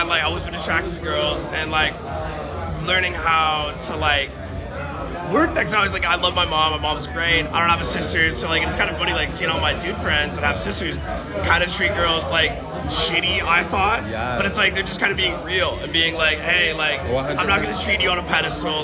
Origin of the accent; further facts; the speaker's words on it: Washington, United States; I'm from Washington